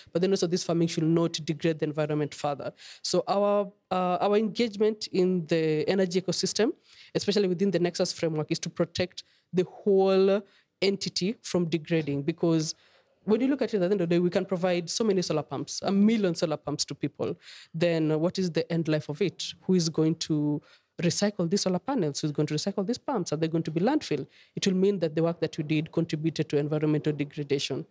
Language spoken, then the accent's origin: English; Kenya; as a mother, as a Kenyan